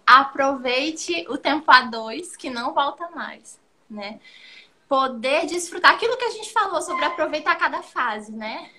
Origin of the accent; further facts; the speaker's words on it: Brazil; moved away as an adult; now in Cape Verde; nós somos brasileiros, a nossa essência é brasileira, o nosso jeito é brasileiro